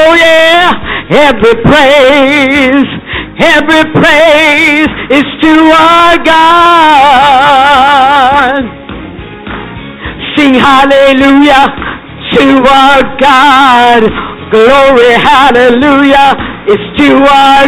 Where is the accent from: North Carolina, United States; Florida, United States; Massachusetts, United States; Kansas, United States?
Florida, United States; Naples; also born or lived in Pinecrest, Florida; in Naples, Florida, in my hometown